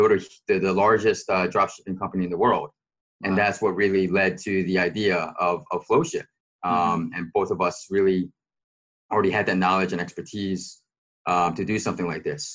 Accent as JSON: {"language": "English", "country": "United States", "moved": "yes", "lives_now": "Hong Kong", "said": "being a foreigner, being an American guy"}